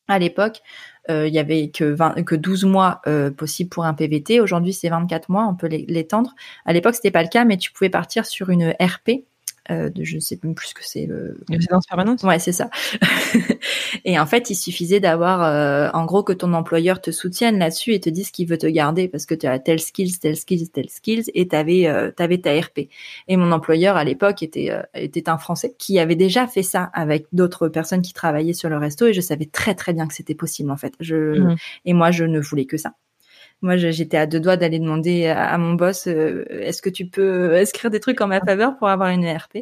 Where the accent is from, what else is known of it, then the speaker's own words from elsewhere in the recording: northern France, France; moved away as an adult; je viens du nord de la France